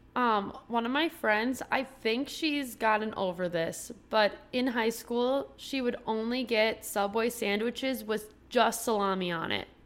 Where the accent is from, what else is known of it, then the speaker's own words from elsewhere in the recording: Minnesota, United States; as a Minnesotan